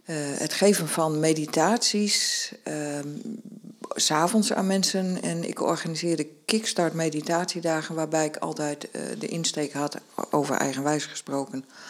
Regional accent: northern Netherlands, Netherlands; als Noorderling zei ik

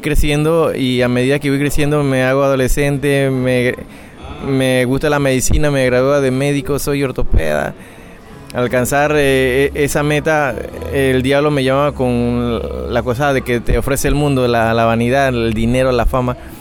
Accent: Panama; soy panameño de nacimiento, soy hijo de chino con panameño

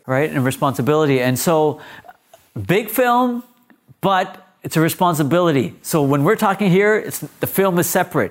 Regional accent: Mississauga, Ontario, Canada; also born or lived in Punjab, India; Growing up in Malta, I lived on Victory Crescent

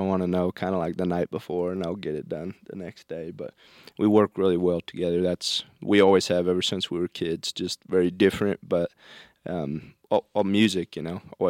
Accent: Imperial, Nebraska, United States; also born or lived in Nashville; now in Portland, United States; We're from Imperial, Nebraska. We've moved around a lot since then, based in Portland, Oregon now.

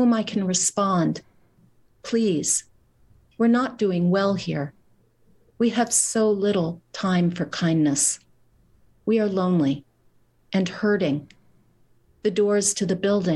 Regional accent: Midwest, United States; I'm from the Midwest

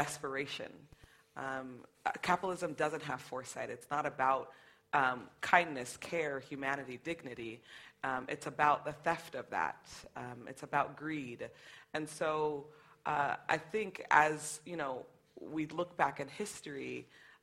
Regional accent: United States; growing up in the United States as a black person

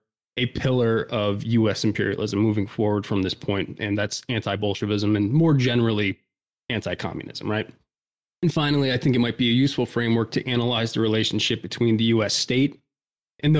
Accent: United States; I'm an American

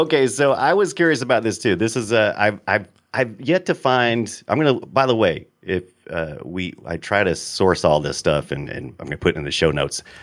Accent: United States; I'm an American

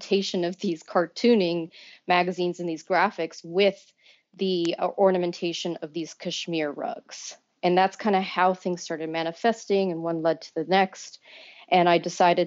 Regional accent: Texas, United States; now in New York, United States; I'm very, very Texan

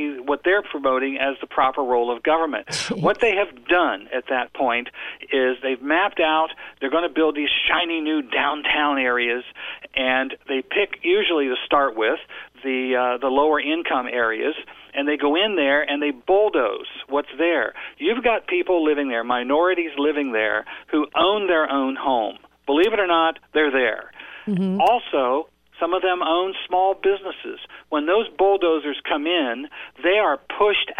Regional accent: Ohio, United States; my hometown in Ohio has a square around in the center of town

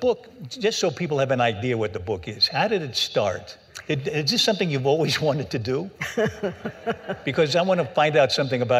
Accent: New York City, New York, United States; I was born in Manhattan.

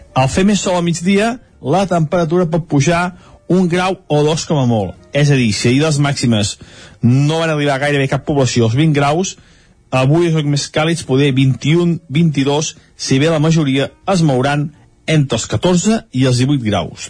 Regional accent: Sant Feliu de Codines, Catalonia, Spain; a Sant Feliu de Codines, el meu poble

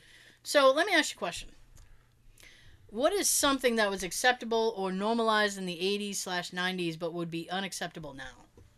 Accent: East Bridgewater, Massachusetts, United States; I grew up in East Bridgewater

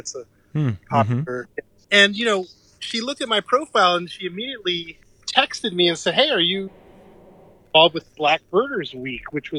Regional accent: New York City, New York, United States; now in Massachusetts, United States; I grew up in New York City, which actually has a lot of nature if you look for it, and I grew up in a little corner of the Bronx called Riverdale, which actually had lots of trees back in the 70s

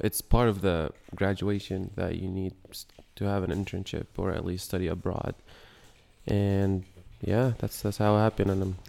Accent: Yemen; I'm from Yemen, born and raised.

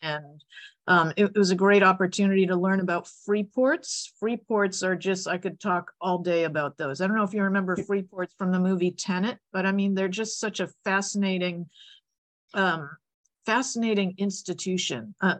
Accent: Boston, Massachusetts, United States; I grew up in Boston. And, you know, Boston has like 9 months of winter and incredible winters.

